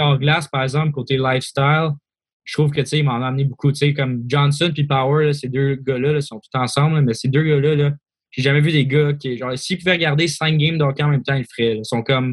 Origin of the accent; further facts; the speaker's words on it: Canada; moved away; also born or lived in Switzerland; j'ai grandi en Suisse, grandi au Canada.